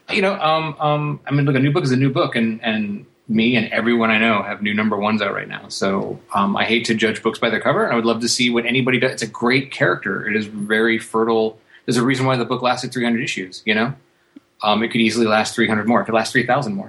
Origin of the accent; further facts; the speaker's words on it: United States; I'm an American